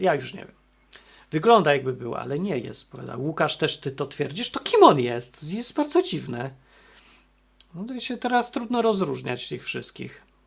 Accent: Poland; ja się urodziłem w Polsce

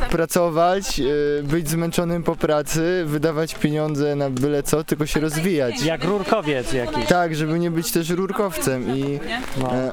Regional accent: on the border of Silesia, Lesser Poland, Poland; jestem górnikiem, dokładnie z Małopolski, na pograniczu

